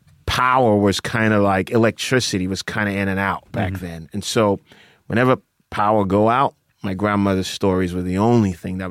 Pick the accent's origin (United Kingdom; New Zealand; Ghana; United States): Ghana; Accra, Greater Accra; moved away; So I grew up in Accra.